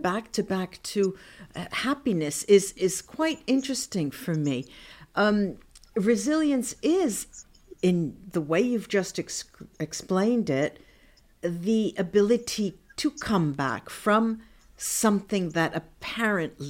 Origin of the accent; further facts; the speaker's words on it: New Jersey, United States; I grew up in New Jersey, where … came from, his hunting ground